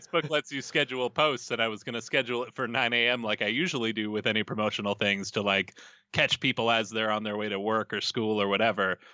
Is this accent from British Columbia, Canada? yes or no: no; Edmonton, Alberta, Canada; I'm from Edmonton